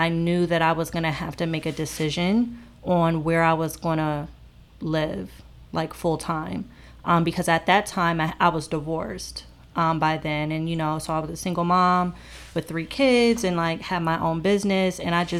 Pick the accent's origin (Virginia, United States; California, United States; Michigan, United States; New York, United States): Virginia, United States; also born or lived in Maryland; now in Charlotte, United States; So I grew up in the Northern Virginia area, and I was living in Maryland before moving to Charlotte.